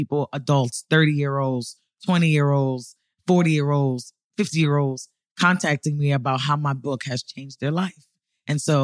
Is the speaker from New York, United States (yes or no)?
yes; New York City, New York, United States; moved away as an adult; I'm from New York City, born and raised. I moved here 7 years ago